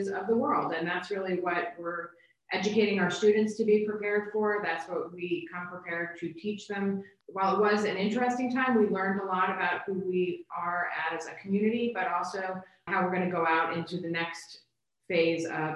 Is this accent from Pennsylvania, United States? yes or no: yes; Bethlehem, Pennsylvania, United States; moved away as an adult; I grew up in Bethlehem